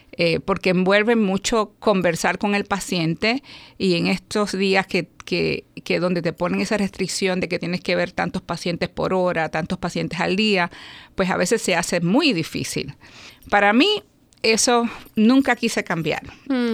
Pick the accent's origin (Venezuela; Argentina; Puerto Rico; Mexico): Puerto Rico; also born or lived in New York, United States; me, crié en Puerto Rico